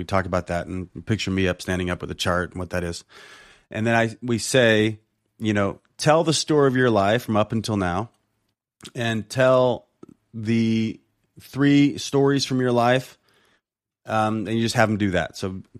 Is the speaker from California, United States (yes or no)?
yes; Compton, California, United States; not the fact that I'm black, not the fact that I'm from Compton, not the fact that I didn't have a dad